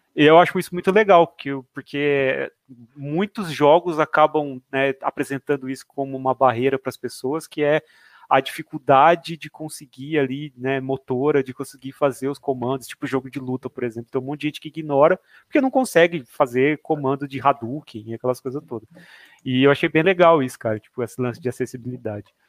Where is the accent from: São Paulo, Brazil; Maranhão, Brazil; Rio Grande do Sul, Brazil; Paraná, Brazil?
São Paulo, Brazil; Jaboticabal; now in Bauru, Brazil